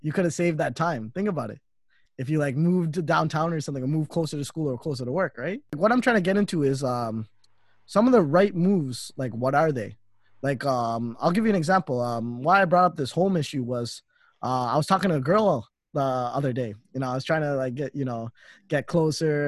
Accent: Toronto, Ontario, Canada; I stayed in Toronto most of my life, and I've been living with my parents

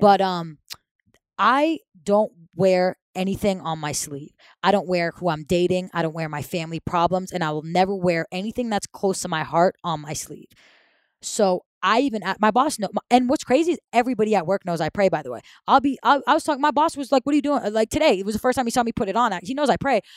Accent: Saudi Arabia; moved away; was born and raised in Saudi Arabia

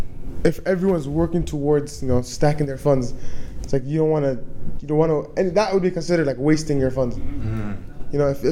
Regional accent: Canada; He just knows that we came from Canada to learn Arabic.

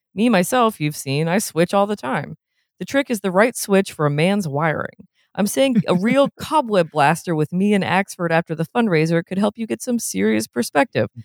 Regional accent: New England, United States; I'm from New England

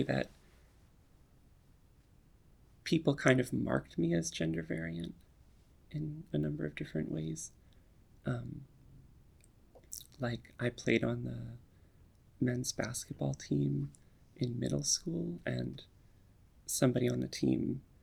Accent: Gettysburg, Pennsylvania, United States; also born or lived in Ann Arbor, Michigan / Berkeley, California / Oakland, California; now in New York, United States; I was born in Gettysburg, Pennsylvania

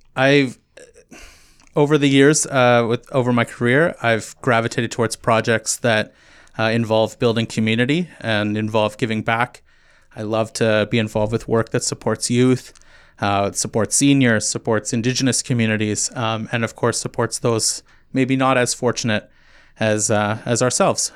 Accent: Kitchener, Ontario, Canada; moved away as an adult; also born or lived in St. Catharines; now in Muskoka, Canada; I'm originally from Kitchener, Waterloo area

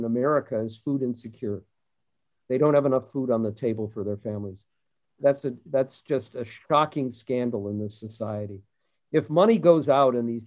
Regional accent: Minnesota, United States; I grew up in the Minnesota of Hubert Humphrey and Walter Mondale

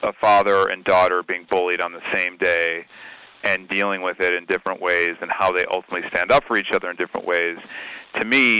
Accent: Highland Park, Illinois, United States; I grew up in the 80s in suburban Chicago in Highland Park, Illinois

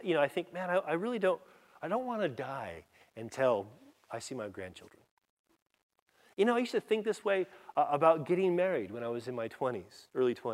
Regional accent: California, United States; I grew up in California

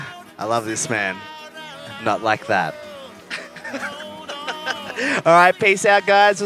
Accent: Australia; accent: bogan Aussie; forgive my bogan Aussie accent.

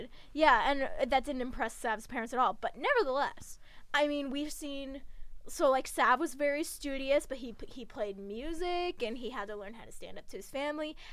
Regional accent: United States; being an American

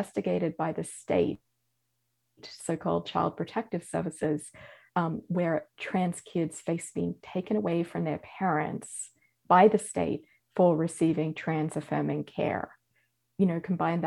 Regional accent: Australia; now in United States; as an Australian

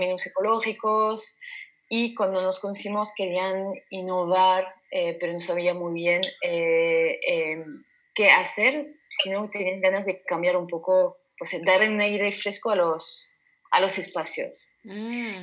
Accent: French Basque Country, Nouvelle-Aquitaine, France; now in Basque Country, Spain; en el País Vasco francés tenía un recuerdo de comedor

